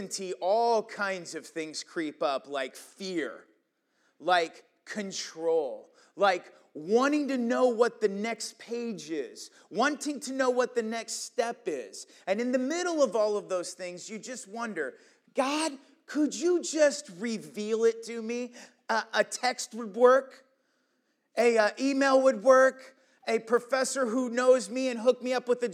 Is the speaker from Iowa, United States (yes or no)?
yes; Iowa, United States; moved away as an adult; also born or lived in Pennsylvania; I was from Iowa, but I was on the East Coast